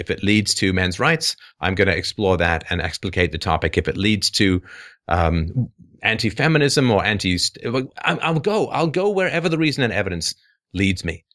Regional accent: England, United Kingdom; moved away; I grew up in England

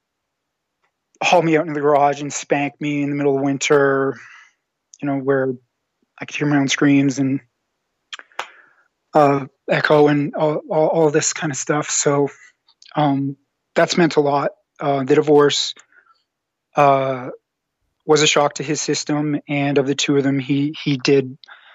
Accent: Canada; moved away as an adult; now in Western Canada; I'm Canadian. I live out west. And I'm originally from the same province as where you're living right now. And I've lived out here for about 8 years

